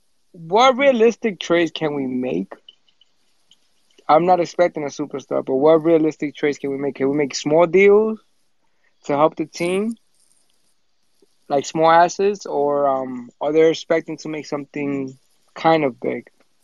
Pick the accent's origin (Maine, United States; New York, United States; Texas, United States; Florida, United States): New York, United States; New York City; moved away; also born or lived in West Coast; I'm from Brooklyn, man.